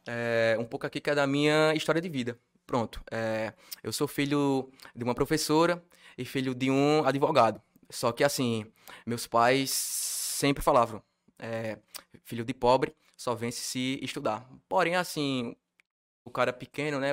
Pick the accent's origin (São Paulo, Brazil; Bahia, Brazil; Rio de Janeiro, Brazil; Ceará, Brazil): Ceará, Brazil; Milagres; Eu sou de Milagres, é Ceará, que é um interior da rica é do Ceará, tem cerca de 39, 40 mil habitantes